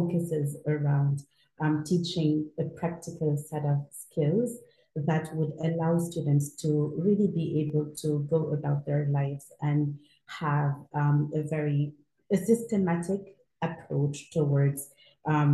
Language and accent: English; Senegal; moved away as an adult; also born or lived in United States / China; I am originally from Senegal, West Africa, and that's where I currently live.